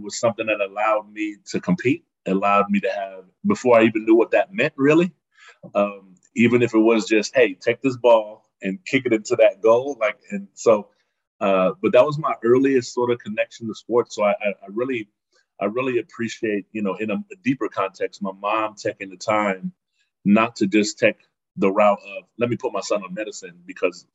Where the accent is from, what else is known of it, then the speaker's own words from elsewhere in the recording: Frankfurt, Hesse, Germany; also born or lived in Berlin, Germany; now in United States; I'm from Berlin, Germany, originally. And so that's my home city. And but I spent most of my childhood either in Berlin or Frankfurt. So more of my adolescence was in Frankfurt.